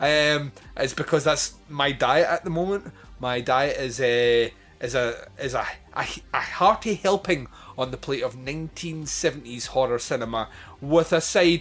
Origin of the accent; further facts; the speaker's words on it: Scotland, United Kingdom; I'm Scottish